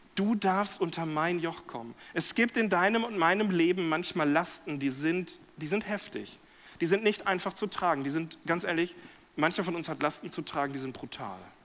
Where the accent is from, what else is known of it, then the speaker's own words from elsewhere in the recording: Lemgo, North Rhine-Westphalia, Germany; zweiter Vorsitzender an einem CVM in Lemgo, da in meinem Heimatdorf